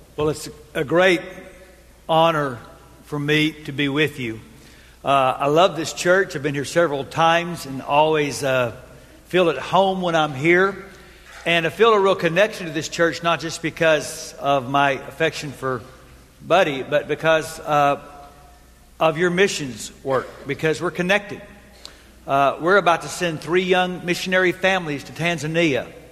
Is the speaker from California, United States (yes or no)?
no; Texas, United States; I grew up in Texas. And so, like all good Texans